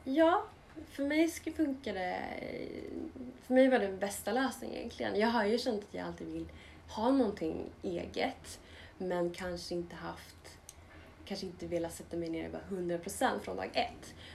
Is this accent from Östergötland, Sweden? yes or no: yes; Linköping, Östergötland, Sweden; vi är båda uppvuxna i Linköping och pluggade på samma skola